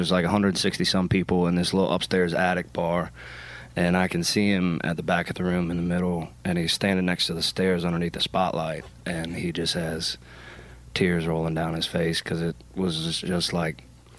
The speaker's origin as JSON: {"language": "English", "region": "Maryland", "country": "United States", "said": "So I'm from Maryland."}